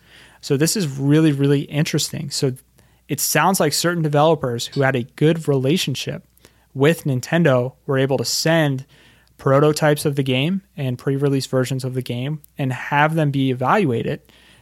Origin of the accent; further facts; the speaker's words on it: Philadelphia, Pennsylvania, United States; I'm from Philadelphia, Pennsylvania, and we go to the Jersey Shore.